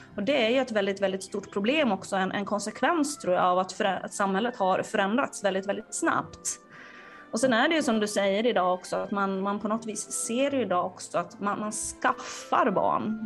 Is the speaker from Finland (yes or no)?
yes; Finland; now in Sweden; jag är från Finland